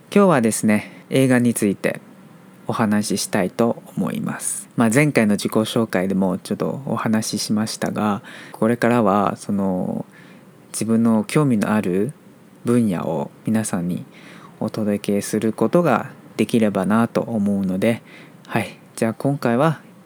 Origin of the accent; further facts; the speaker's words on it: Taiwan; Japanese is a second language; 台湾人として